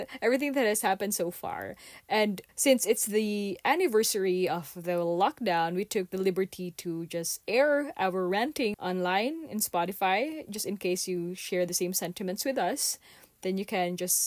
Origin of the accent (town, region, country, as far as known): Philippines